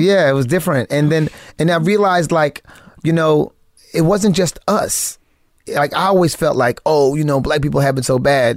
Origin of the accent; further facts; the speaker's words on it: United States; also born or lived in West Indies (family heritage); I'm the first American born in my family.